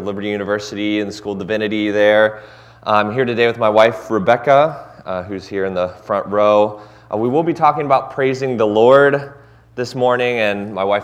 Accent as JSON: {"language": "English", "town": "Cincinnati", "region": "Ohio", "country": "United States", "moved": "yes", "said": "I'm originally from Cincinnati"}